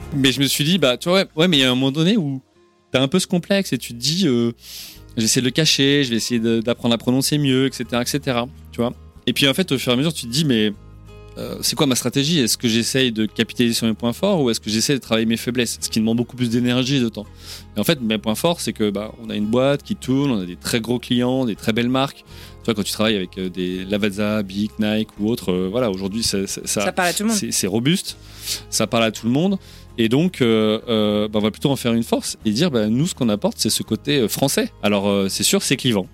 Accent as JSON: {"language": "French", "country": "France", "moved": "as an adult", "said": "je suis bien français"}